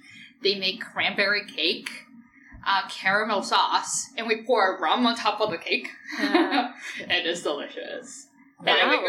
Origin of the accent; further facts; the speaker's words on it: Natal, Rio Grande do Norte, Brazil; now in Canada; I was born in Christmas, Brazil, also known as Natal.